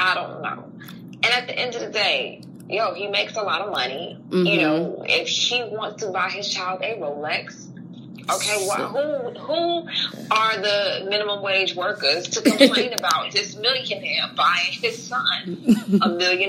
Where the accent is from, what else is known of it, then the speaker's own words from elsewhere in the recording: New York, United States; also born or lived in New Jersey; you know, I was raised in New York and New Jersey, so that's the kind of music that I always like